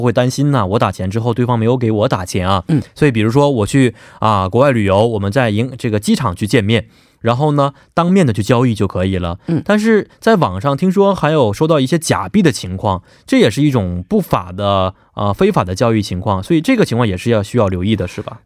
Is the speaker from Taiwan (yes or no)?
no; China; now in South Korea; 他们知道我是中国人